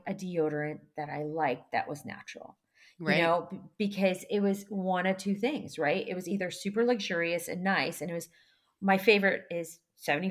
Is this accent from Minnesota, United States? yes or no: no; Seattle, Washington, United States; born or raised there; also born or lived in Kyiv, Ukraine